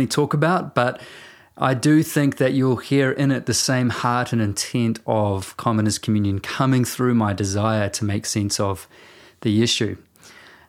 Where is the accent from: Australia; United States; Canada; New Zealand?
New Zealand